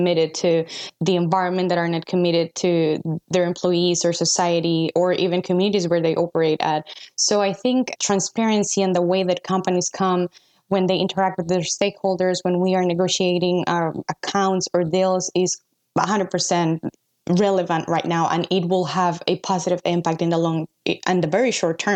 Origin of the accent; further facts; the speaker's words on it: Costa Rica; I'm from Costa Rica.